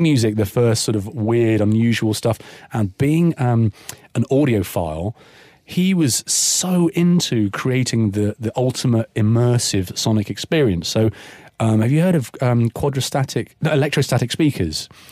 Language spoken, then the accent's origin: English; Cornwall, South West England, United Kingdom; born or raised there; moved away as an adult; also born or lived in Kingston upon Thames, London